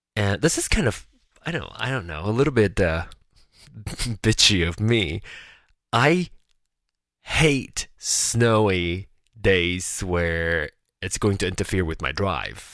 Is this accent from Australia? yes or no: no; Malaysia; moved away as an adult; now in United States; I am a uh, Malaysian born Chinese. I was born in Malaysia and moved to America for school